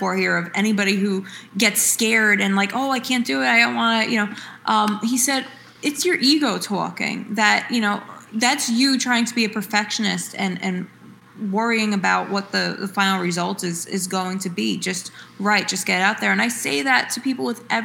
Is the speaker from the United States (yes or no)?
yes; Woodbridge, New Jersey, United States; I was actually a sixth generation to be born and raised in the Woodbridge part of New Jersey, and then the first generation to move to another town.